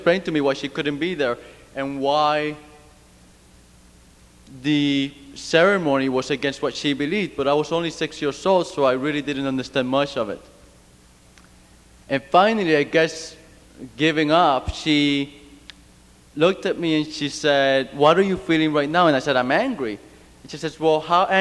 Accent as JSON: {"language": "English", "country": "Cuba", "tie": "born or raised there", "moved": "yes", "lives_now": "United States", "said": "I grew up in Cuba under a communist regimen."}